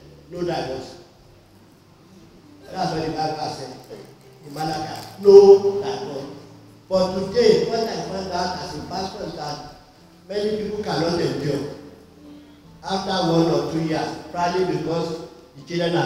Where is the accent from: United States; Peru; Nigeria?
Nigeria; I'm from Nigeria